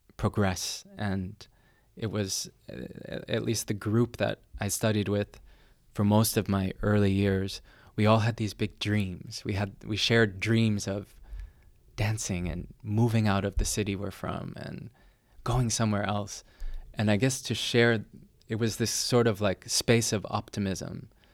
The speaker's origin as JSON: {"language": "English", "area": "near Boston", "region": "Massachusetts", "country": "United States", "tie": "born or raised there", "also_born_or_lived": "Härnösand, Sweden", "moved": "yes", "lives_now": "Dresden, Germany", "said": "I was born near Boston, Massachusetts. Um, and I live in Dresden, Germany"}